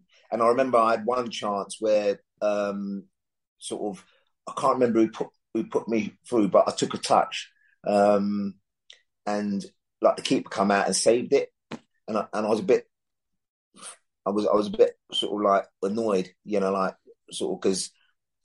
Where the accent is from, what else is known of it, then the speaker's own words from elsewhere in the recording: London, United Kingdom; I come from London